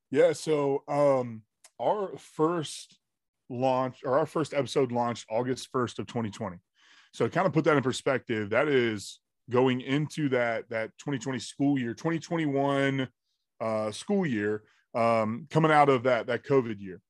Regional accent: Jacksonville, Florida, United States; born and raised in Jacksonville, Florida.

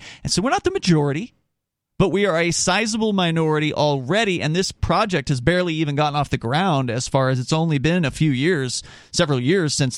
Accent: the South, United States; now in New Hampshire, United States; I'm from the South

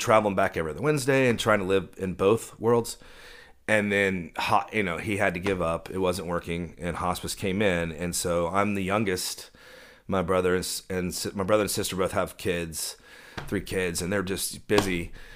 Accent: Dallas, Texas, United States; also born or lived in Austin; I grew up in Dallas

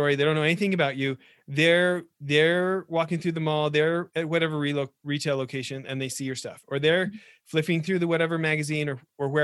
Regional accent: Canada; I was born in Canada, I got Canadian citizenship too

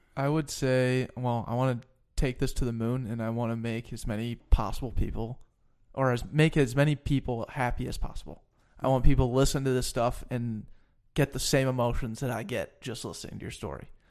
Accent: Denver, Colorado, United States; moved away; I'm from Denver

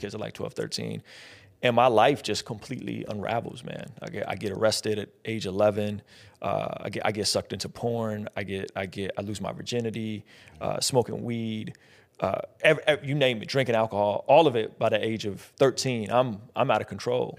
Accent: San Diego, California, United States; also born or lived in Azerbaijan; I was born in Azerbaijan, which is right off the Caspian Sea, used to be a part of the former Soviet Union.

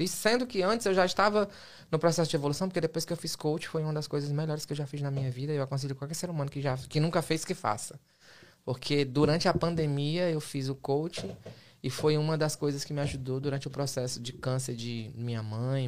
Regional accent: Fortaleza, Ceará / Maranhão, Brazil; moved away as an adult; also born or lived in Massachusetts; now in United States; minha mãe era professora, meu pai era caminhoneiro, lá em Fortaleza, e fui criado no Maranhão

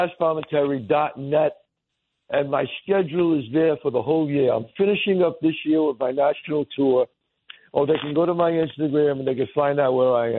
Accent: New York City, New York, United States; I'm still the same guy that I was when I grew up in the Bronx.

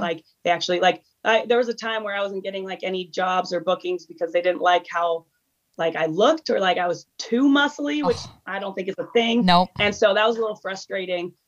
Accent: Des Moines, Iowa, United States; also born or lived in Miami / Chicago / California; now in Boulder, United States; I currently live in Boulder, Colorado. Um, and I was born and raised in Des Moines, Iowa, where my whole family still is.

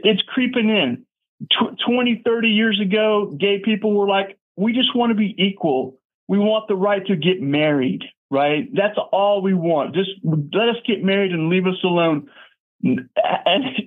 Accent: Houston, Texas, United States; I'm from Houston. My first job was in Montrose.

